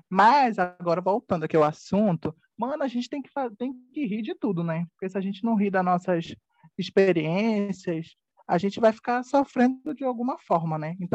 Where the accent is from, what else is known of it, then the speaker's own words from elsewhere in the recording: Itacoatiara, Amazonas, Brazil; born there; now in Manaus, Brazil; moro em Manaus, Amazonas. Mas eu nasci em Itacoatiara, que é o interior do Amazonas, né? Então, é, eu sou um pouco meio caboquinho, meio regionalzinho, né?